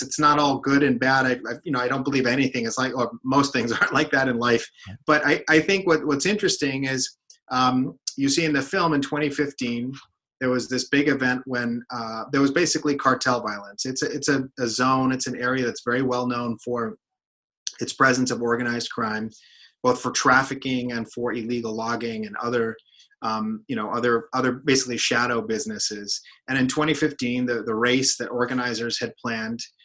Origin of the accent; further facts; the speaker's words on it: United States; also born or lived in Mexico; I'm Mexican American. I've spent a lot of time going back and forth between the U.S. and Mexico